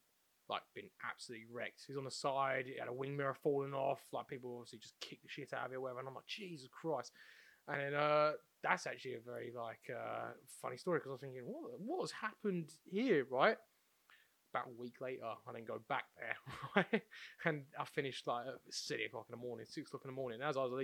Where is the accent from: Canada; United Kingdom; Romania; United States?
United Kingdom; Mate, Brits are crazy, man. Well, I know we're British.